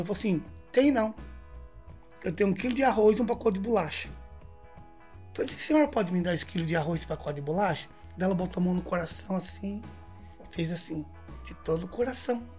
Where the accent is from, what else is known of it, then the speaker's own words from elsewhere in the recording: interior of São Paulo, Brazil; moved away as an adult; also born or lived in Pernambuco/Piauí border; Eu sou de São Paulo. Sou do interior de São Paulo, vivi minha vida toda no interior de São Paulo